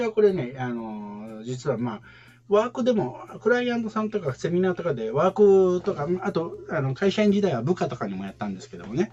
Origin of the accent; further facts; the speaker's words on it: Kansai, Japan; 関西人なんで